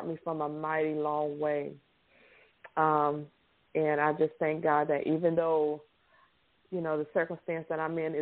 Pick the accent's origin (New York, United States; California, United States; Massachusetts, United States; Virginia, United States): Virginia, United States; now in Louisiana, United States; I'm from Virginia originally. I live in Louisiana.